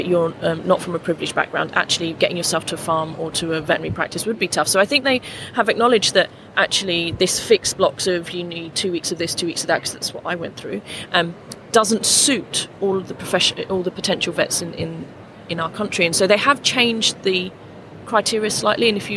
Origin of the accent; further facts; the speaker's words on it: London, United Kingdom; I grew up in Lambeth in central London.